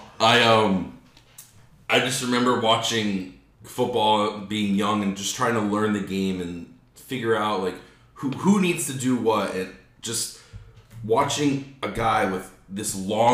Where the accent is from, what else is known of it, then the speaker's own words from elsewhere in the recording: South Florida, United States; growing up in South Florida